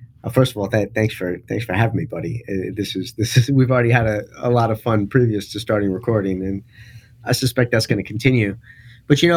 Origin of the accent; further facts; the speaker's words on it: New York City, New York, United States; I grew up in New York City.